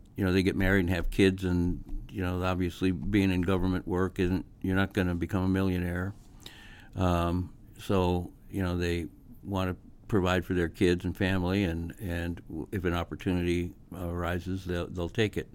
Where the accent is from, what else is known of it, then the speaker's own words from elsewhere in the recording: Massachusetts, United States; moved away as an adult; now in Omaha, United States; I'd probably end up back in Massachusetts